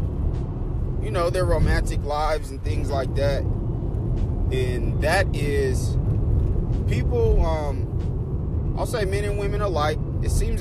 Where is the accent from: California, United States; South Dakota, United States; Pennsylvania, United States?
California, United States; Oakland; I was born and raised in Oakland, California. I'm a Bay Area kid